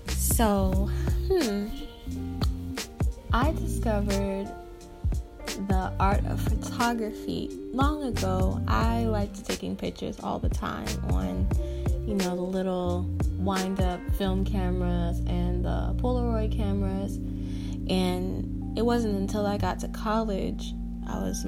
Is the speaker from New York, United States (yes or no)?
no; Tampa, Florida, United States; I am from Tampa, Florida. Born and raised my whole life